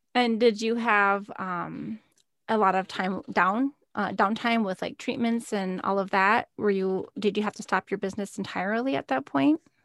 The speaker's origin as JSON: {"language": "English", "region": "Minnesota", "country": "United States", "tie": "born or raised there", "moved": "as an adult", "said": "I moved, um, away to work from home nine hours south of where I grew up in Minnesota"}